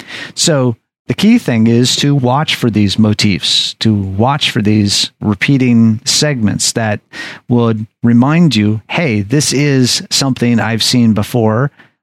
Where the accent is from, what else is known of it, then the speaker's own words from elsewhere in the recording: Anchorage, Alaska, United States; So I would say that Alaska and Anchorage would be my hometown, because that is where I was really formed together.